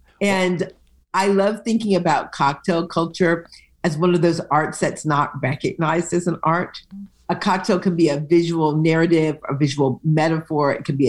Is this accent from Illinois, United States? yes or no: no; Detroit, Michigan, United States; born there; I was born in Detroit, and I have dedicated an earlier novel to the city of Detroit, and this one is fundamentally a love letter to Detroit.